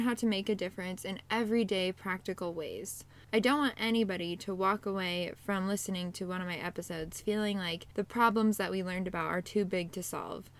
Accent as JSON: {"language": "English", "region": "Pacific Northwest", "country": "United States", "moved": "as an adult", "lives_now": "Central Illinois, United States", "said": "I am originally from the Pacific Northwest, and I moved to Central Illinois a few years ago"}